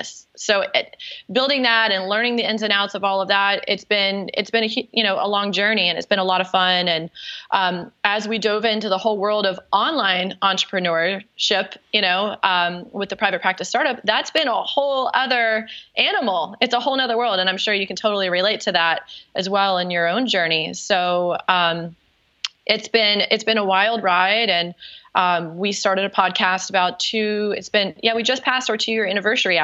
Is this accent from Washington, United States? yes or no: no; North Carolina, United States; accent: Southern; now in South Florida, United States; I'm actually from North Carolina in your neck of the woods. Who knows? Maybe my Southern accent will come out while we talk.